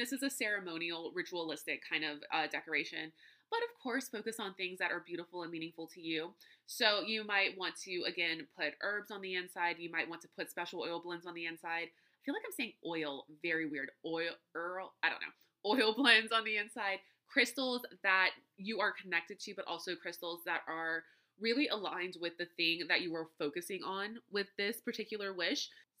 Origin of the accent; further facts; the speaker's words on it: Louisiana, United States; All right, so I'm from Louisiana, right? And we have an abundance of Spanish moss. It's everywhere.